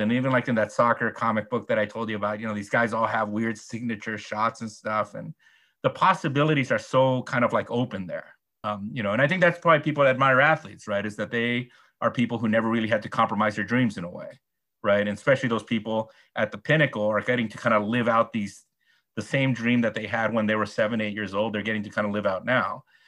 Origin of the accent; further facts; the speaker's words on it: United States; As an American